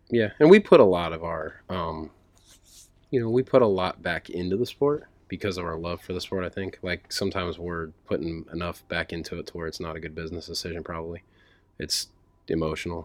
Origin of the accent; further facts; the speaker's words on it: Speedway, Indiana, United States; I grew up in Speedway, right, right by the track